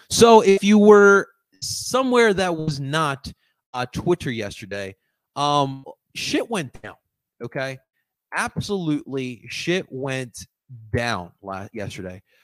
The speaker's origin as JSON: {"language": "English", "town": "Philadelphia", "region": "Pennsylvania", "country": "United States", "said": "I'm from East. I live in East Philly"}